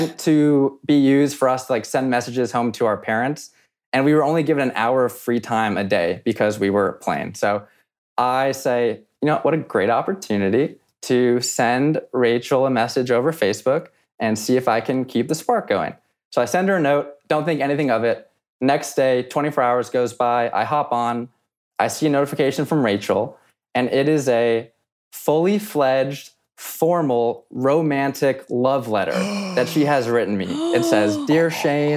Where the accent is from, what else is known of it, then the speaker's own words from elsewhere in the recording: Los Angeles, California, United States; now in Boston, United States; I'm originally from Los Angeles.